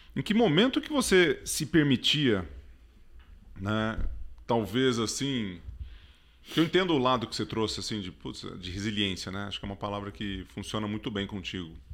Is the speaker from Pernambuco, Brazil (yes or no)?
no; Ituverava, São Paulo, Brazil; quando era moleque lá em Ituverava, né, que eu sou quase mineiro